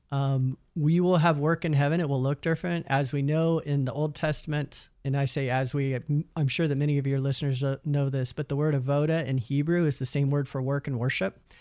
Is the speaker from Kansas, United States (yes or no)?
yes; Emporia, Kansas, United States; my hometown university, Emporia State University